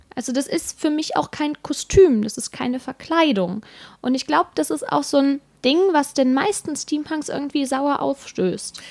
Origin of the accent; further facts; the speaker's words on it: Bergisches Land, North Rhine-Westphalia, Germany; Also ich komme ja aus dem Rheinland, noch genauer aus dem Bergischen Land und bei uns heißt es definitiv Alarv, weil wir sind Kölner Einzugsgebiet